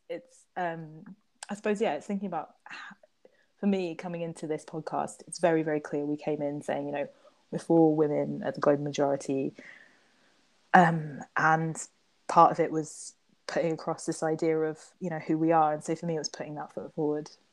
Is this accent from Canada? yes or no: no; Trinidad & Tobago; I identify that I'm from Trinidad